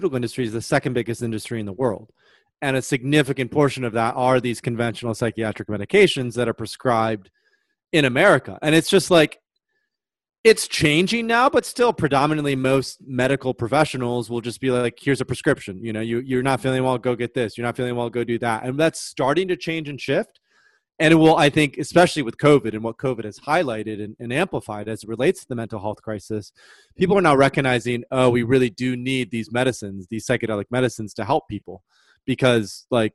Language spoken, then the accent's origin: English; Michigan, United States; moved away; I'm from the Midwest in Michigan